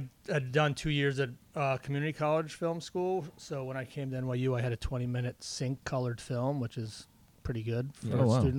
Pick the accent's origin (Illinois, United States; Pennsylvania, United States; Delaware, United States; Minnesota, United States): Pennsylvania, United States; Levittown; Bucks County, Levittown.